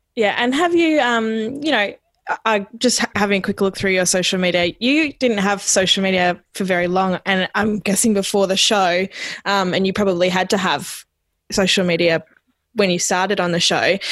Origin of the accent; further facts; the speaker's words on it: Jandowae, Queensland, Australia; moved away; I'm from Queensland